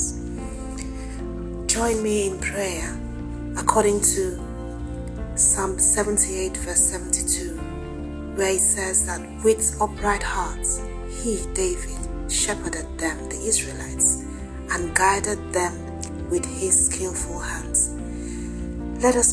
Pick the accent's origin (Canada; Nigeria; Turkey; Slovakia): Nigeria; now in United Kingdom; my home country, my country, Nigeria